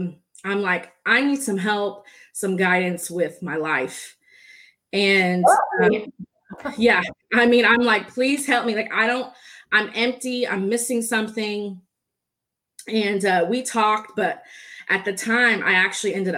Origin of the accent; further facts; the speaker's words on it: Dallas, Texas, United States; also born or lived in San Diego, California; I was born in San Diego, California, but I have pretty much been raised in Texas, Dallas area. So I'm a Texan